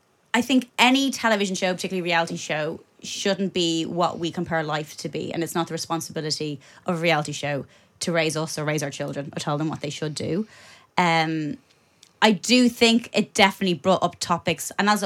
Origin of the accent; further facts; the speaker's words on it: Ireland; But for me … growing up in Ireland, in 90s Ireland, she was everything.